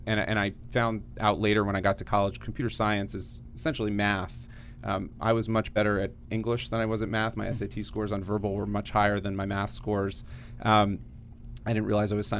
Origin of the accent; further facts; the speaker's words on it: Gaithersburg, Maryland, United States; I grew up in Gaithersburg, Maryland, what's now called North Potomac